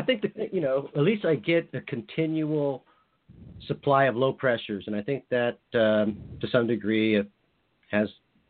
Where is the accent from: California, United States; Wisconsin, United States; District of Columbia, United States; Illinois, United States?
California, United States; moved away as an adult; now in Juneau, United States; I live in Juneau, Alaska. I'm originally from California. I've been up in Alaska probably the past 25 years.